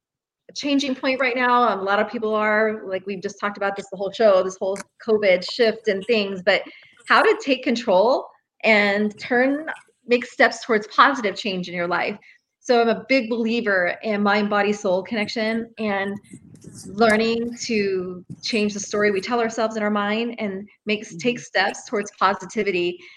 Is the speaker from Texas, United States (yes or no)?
yes; Texas, United States; I'm from Texas.